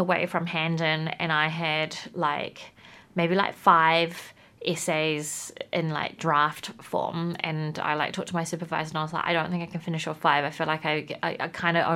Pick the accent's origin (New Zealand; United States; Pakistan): New Zealand; Whanganui, Manawatū-Whanganui; now in Wellington, New Zealand; I grew up in Whanganui, and then we both moved to Wellington.